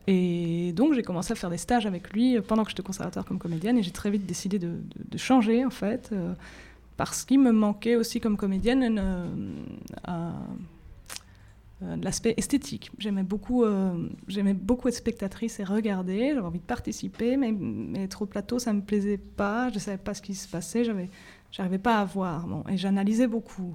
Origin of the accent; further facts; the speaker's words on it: Belgium; j'ai fait mes études en Belgique, je suis belge